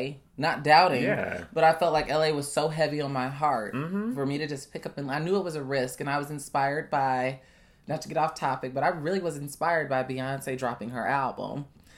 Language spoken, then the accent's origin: English; Chicago, Illinois, United States; I'm from Chicago. I know the lay of the land